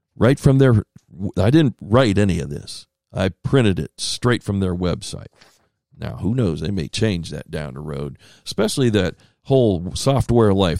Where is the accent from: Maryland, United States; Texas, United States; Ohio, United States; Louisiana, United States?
Ohio, United States; moved away; I grew up in Ohio